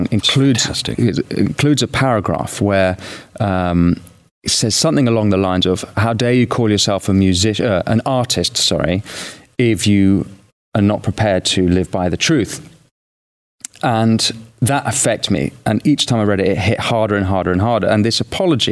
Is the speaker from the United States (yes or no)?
no; United Kingdom; I'm British